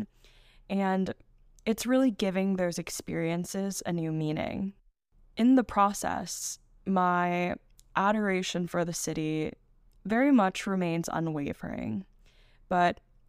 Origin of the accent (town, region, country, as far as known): New York City, New York, United States; born or raised there